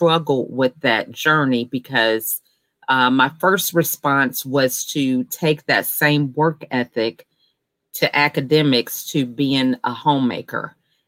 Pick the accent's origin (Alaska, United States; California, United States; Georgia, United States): Georgia, United States; I'm actually from Georgia